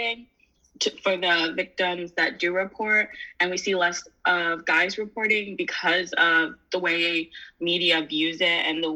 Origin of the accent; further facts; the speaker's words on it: Rhode Island, United States; I'm actually here from Rhode Island